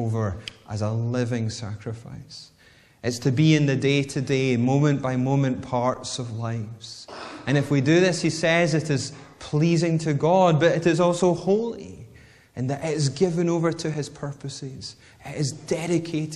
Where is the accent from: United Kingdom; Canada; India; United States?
United Kingdom; Whitburn, Scotland; also born or lived in Bathgate; Growing up in Whitburn, yet going to high school in Bathgate, which is about 5 miles away